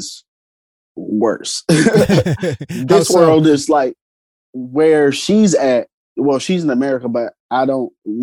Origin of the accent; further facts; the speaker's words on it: East St. Louis, Illinois, United States; now in Belleville, United States; I was born in Belleville, but like I'm from East St. Louis and I moved around the area